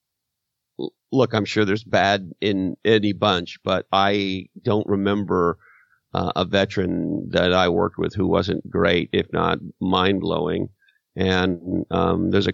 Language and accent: English; Canada; moved away; my home country of Canada